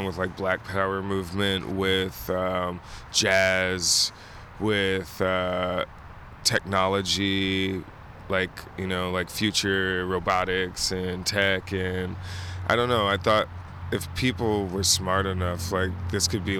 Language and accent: English; Kentucky, United States; moved away as an adult; also born or lived in Tennessee / Germany; now in San Francisco, United States; I'm from Kentucky. I was born in Kentucky and Tennessee